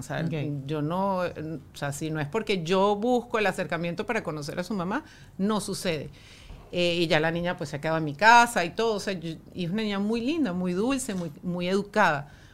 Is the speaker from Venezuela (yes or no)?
yes; Venezuela; nosotros como venezolanos